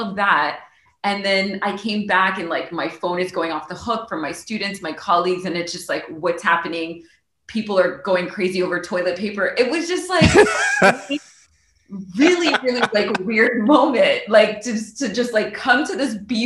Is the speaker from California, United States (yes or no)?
no; Miami, Florida, United States; also born or lived in New York; I was born in New York, but raised in Miami